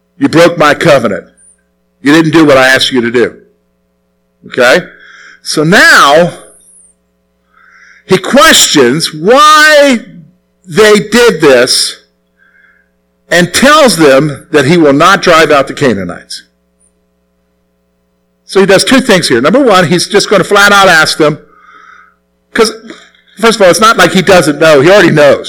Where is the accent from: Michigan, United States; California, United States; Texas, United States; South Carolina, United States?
South Carolina, United States; moved away as an adult; also born or lived in Plumville, Pennsylvania; I'm from the South. Okay, so I'm from South Carolina